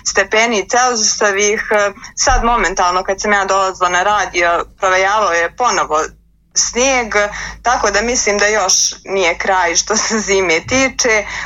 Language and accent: Croatian; Bosnia & Herzegovina